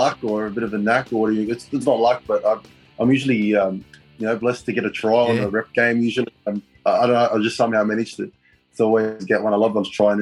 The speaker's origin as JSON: {"language": "English", "region": "New South Wales", "country": "Australia", "said": "I'm a proud New South Welshman"}